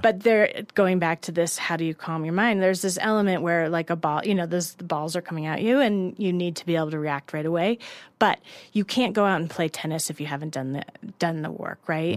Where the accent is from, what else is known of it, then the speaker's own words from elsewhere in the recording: Colorado, United States; also born or lived in Los Angeles / New York; I'm originally from Colorado